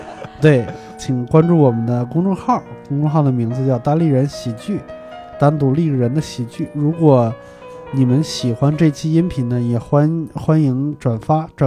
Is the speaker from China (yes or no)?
yes; Hebei, China; accent: Hebei dialect; 就用我们我们河北话叫少雨，